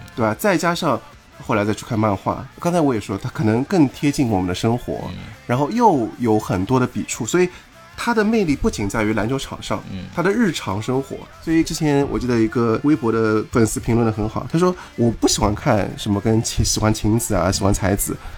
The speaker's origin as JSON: {"language": "Chinese", "country": "China", "said": "我们中国人"}